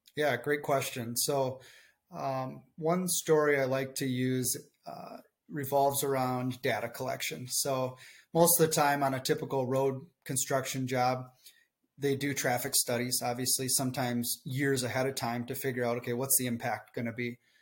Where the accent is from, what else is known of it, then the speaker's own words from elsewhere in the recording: southern Minnesota, United States; accent: thick Minnesotan; I'm just a farm kid from southern Minnesota